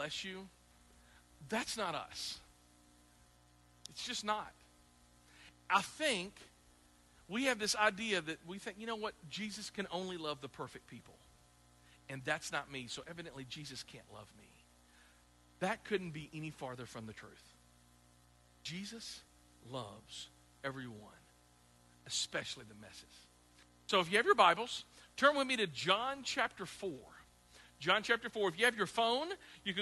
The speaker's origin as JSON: {"language": "English", "region": "the South", "country": "United States", "tie": "born or raised there", "also_born_or_lived": "Midwest", "lives_now": "Clarksville, United States", "said": "growing up in the South"}